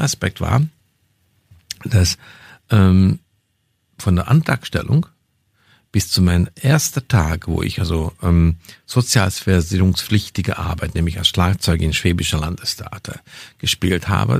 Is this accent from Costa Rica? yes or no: no; Hungary; first language Hungarian; German is a second language; moved away as an adult; also born or lived in Bavaria, Germany; now in Germany; meine kulturelle Wurzel in Ungarn habe, das ist meine Muttersprache, das ist, ich kenne die Kultur.